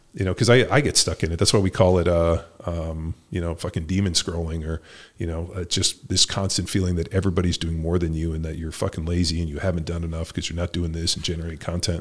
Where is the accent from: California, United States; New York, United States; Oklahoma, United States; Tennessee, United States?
California, United States; I grew up in California, went to Berkeley